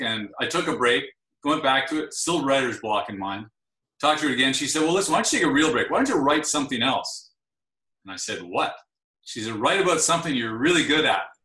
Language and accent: English; Ottawa, Ontario, Canada; I'm from Ottawa